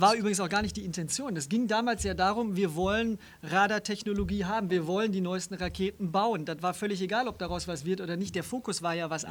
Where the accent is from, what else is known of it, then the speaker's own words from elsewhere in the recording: Stuttgart, Baden-Württemberg, Germany; moved away; Ich bin in Stuttgart geboren und groß geworden.